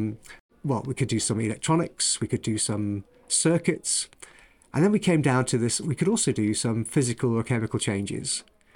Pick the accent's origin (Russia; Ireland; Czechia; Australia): Ireland; born there; moved away; I ended up in the UK, in England, for the first time because I was born in Ireland, but actually moved around the world with my family following oil around the world.